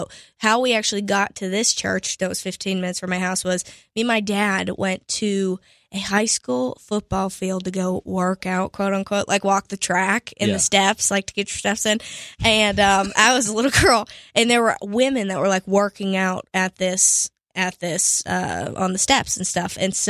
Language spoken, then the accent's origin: English; Pittsburgh, Pennsylvania, United States; So I'm originally from Pittsburgh, Pennsylvania.